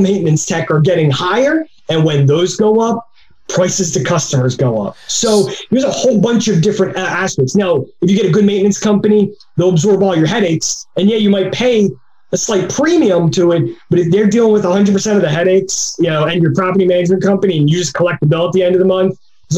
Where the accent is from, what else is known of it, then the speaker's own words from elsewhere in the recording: New Jersey, United States; I'm from South Jersey